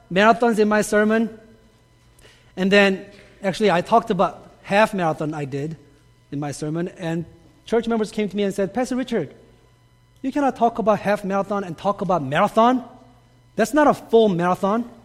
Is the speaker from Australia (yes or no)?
no; South Korea; moved away; I grew up in Korea, and growing up in Korea, I had some very interesting experiences with living water